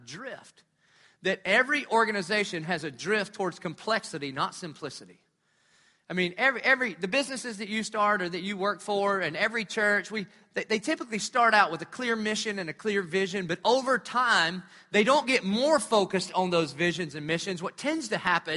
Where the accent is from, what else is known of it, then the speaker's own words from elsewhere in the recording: Dillon, South Carolina, United States; I'm from Dillon